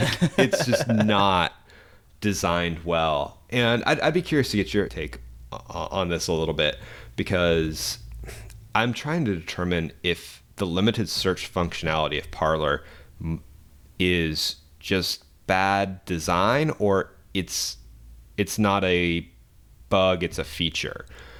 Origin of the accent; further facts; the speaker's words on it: Arkansas, United States; So I was searching my home state, Arkansas.